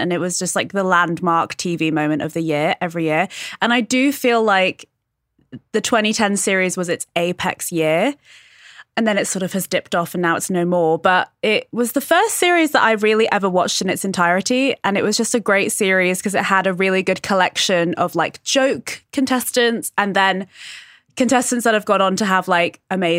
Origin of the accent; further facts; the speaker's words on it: United Kingdom; So I'm British.